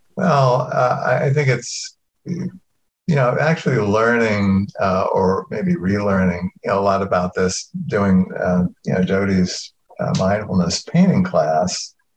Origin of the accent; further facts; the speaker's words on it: Norfolk, Virginia, United States; accent: southern; moved away; I come from Norfolk, go back to Norfolk, and all of a sudden my accent would start slipping back into, you know, a, a little bit more southern